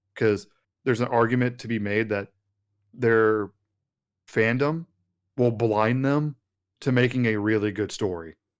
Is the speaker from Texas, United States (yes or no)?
yes; West Texas, United States; growing up in Texas, especially out in West Texas